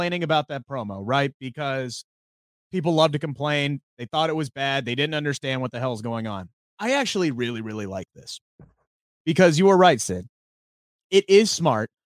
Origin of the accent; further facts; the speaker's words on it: Cincinnati, Ohio, United States; my hometown tonight, Cincinnati, Ohio